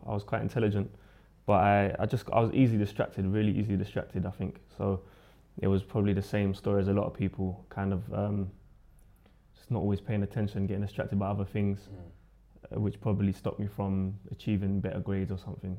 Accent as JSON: {"language": "English", "region": "London", "country": "United Kingdom", "tie": "born or raised there", "said": "Lewisham. So I was born in Lewisham Hospital. And I've always lived within Lewisham Borough"}